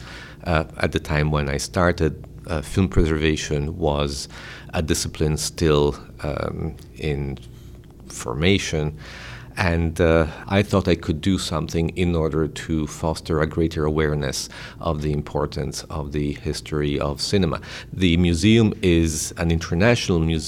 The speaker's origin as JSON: {"language": "English", "country": "Italy", "tie": "born or raised there", "moved": "as an adult", "lives_now": "Rochester, United States", "said": "I was born in Italy, where I worked as a journalist"}